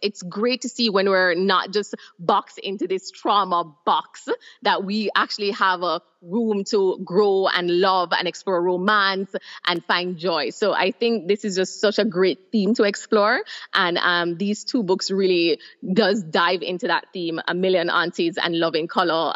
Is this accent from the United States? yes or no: no; Jamaica; moved away as an adult; now in Trinidad and Tobago; I am originally from Jamaica, but I've been living in Trinidad and Tobago for over six years.